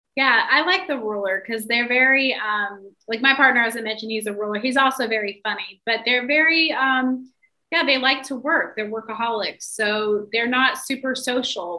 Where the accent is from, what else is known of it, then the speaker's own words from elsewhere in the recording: the South, United States; I'm from the South, so I'm from like a really traditional like upbringing